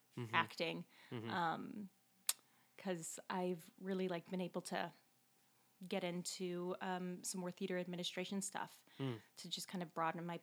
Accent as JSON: {"language": "English", "area": "Dallas-Fort Worth area", "region": "Texas", "country": "United States", "also_born_or_lived": "Leicester, United Kingdom / London, United Kingdom", "moved": "as an adult", "lives_now": "Chicago, United States", "said": "I am originally from the Dallas-Fort Worth area in Texas."}